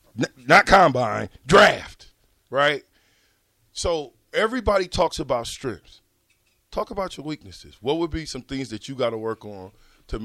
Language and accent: English; Springhill, Louisiana, United States; But I grew up in Louisiana. Spring Hill, buddy, up in the sticks.